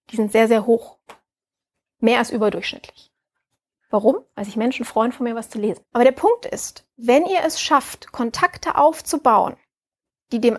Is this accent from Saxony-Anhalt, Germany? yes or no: no; Düsseldorf, North Rhine-Westphalia, Germany; Bin ja Düsseldorferin.